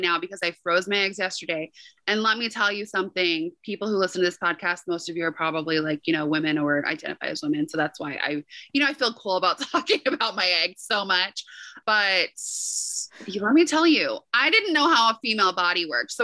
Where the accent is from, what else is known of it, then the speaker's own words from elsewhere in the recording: North Carolina, United States; moved away; I was recording from North Carolina